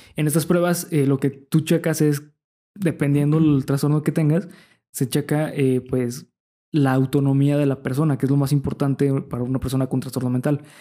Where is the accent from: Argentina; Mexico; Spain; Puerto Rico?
Mexico; nosotros como mexicanos